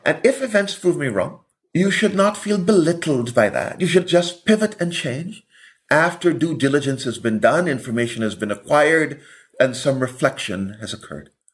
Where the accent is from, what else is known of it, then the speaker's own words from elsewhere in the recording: Buxton, Demerara-Mahaica, Guyana; now in United States; Buxton is the village, is where I began my education